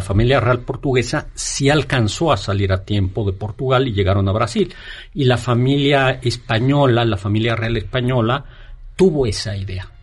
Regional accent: Mexico; los mexicanos tenemos

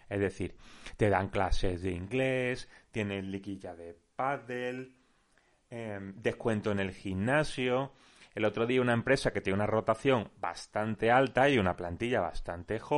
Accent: Málaga, Andalusia, Spain; yo soy de Málaga, estamos bastante hartos de escuchar

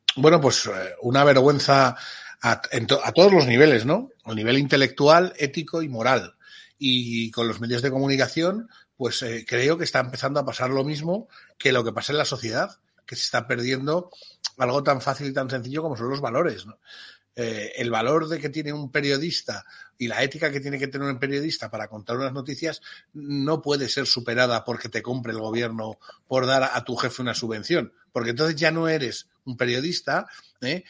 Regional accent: Spain; Como español

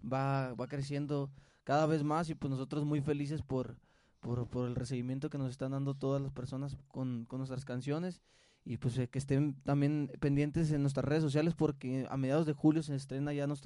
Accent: Culiacán, Sinaloa, Mexico; Somos de Culiacán, Sinaloa.

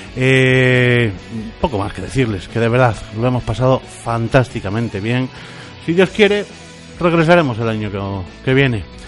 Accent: Bilbao, Basque Country, Spain; soy de Bilbao

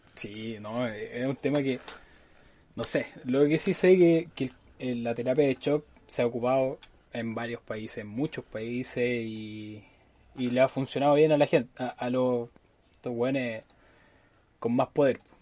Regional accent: Chile; cuando somos chilenos, los chilenos mm. somos así

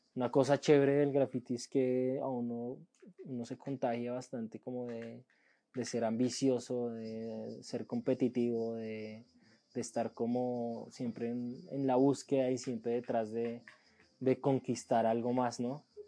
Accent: Colombia; la primera vez que salí de Colombia fue a Ecuador

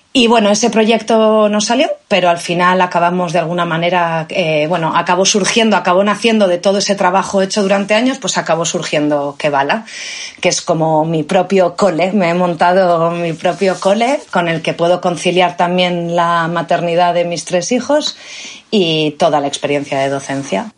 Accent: Valladolid, Castile and León, Spain; also born or lived in Barcelona / South Africa; now in Cantabria, Spain; nací en Valladolid.

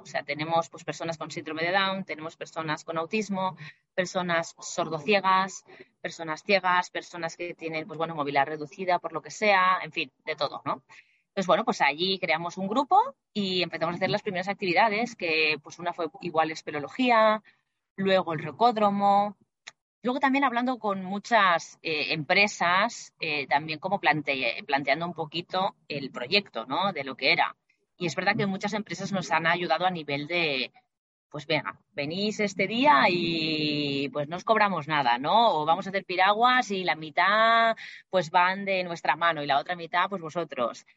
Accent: Barcelona, Catalonia, Spain; moved away as an adult; now in Madrid, Spain; soy de Barcelona, pero actualmente vivo en Madrid por temas de trabajo

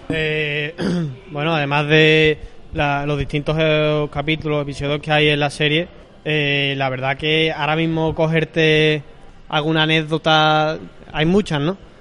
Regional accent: Seville, Andalusia, Spain; soy aquí de Sevilla, nací aquí en Sevilla, en la Puerta Carmona

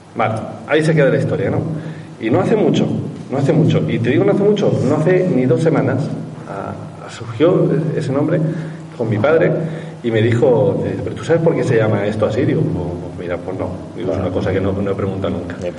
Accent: Albacete, Castilla-La Mancha, Spain; en mi pueblo, en Albacete, a poquito de aquí

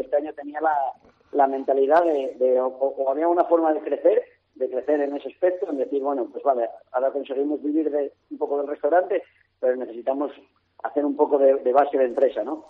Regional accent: Mamorana, Asturias, Spain; Que era mi casa, mi, mi pueblo, mi, bueno, mi niñez ahí, ¿no? Toda la vida

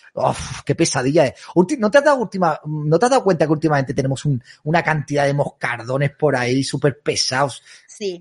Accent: Andalusia, Spain; yo soy andaluz

